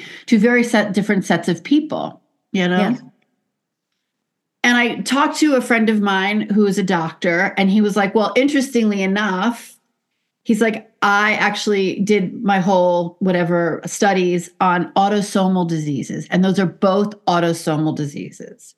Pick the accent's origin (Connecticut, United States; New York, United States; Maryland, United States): New York, United States; New York City; I grew up in the Bronx